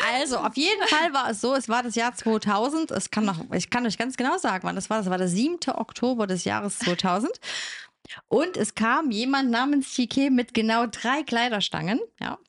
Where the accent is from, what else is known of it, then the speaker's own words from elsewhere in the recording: the East, eastern Germany, Germany; als Teenager im Osten